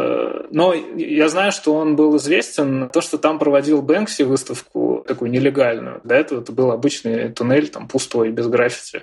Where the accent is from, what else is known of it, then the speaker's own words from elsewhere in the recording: Russia; я из России